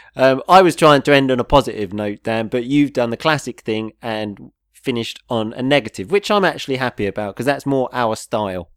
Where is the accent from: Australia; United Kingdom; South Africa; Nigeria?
United Kingdom; we come from a place so close to London